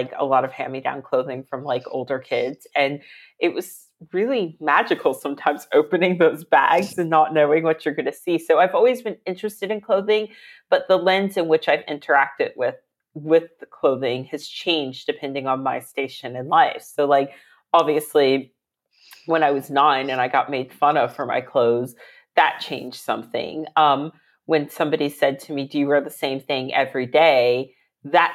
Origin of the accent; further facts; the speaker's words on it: Virginia, United States; moved away as an adult; now in London, United Kingdom; I am American. I'm from Virginia